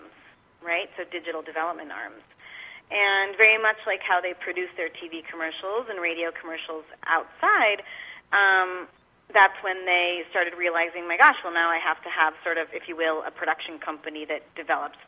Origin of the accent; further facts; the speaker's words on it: Spain; moved away as an adult; now in San Antonio, United States; I'm originally from Spain and moved here when I was 21, actually, to finish college